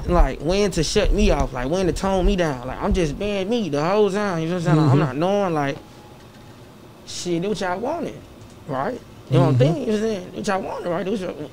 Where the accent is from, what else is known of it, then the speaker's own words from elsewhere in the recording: Atlanta, Georgia, United States; also born or lived in Chicago, Illinois; I'm from the West Side. Atlanta, Georgia, you feel what I'm saying? I grew up 320 Fairbrook, Central Methodist Gardens.